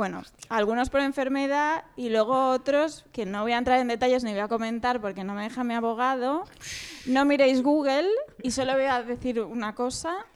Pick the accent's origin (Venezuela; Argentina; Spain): Spain; Sabadell, Catalonia; Yo soy de Sabadell.